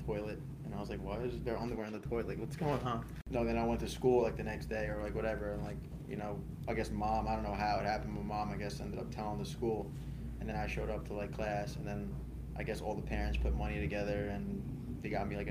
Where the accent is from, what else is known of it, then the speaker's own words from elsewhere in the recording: Rockville Centre, New York, United States; also born or lived in Oceanside, New York; I was born and raised in Oceanside, New York. Well, technically Rockville Center in our apartment building